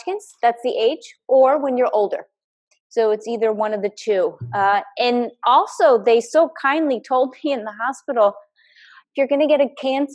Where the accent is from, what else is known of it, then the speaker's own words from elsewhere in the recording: Connecticut, United States; moved away; also born or lived in New York area / Boston; I grew up in Connecticut. I grew up in New York area, and then later moved to Boston